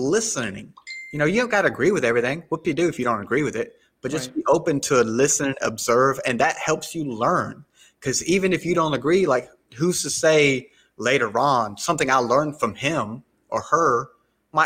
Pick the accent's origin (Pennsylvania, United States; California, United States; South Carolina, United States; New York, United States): South Carolina, United States; first language English; I'm from South Carolina, right? Born and raised in the South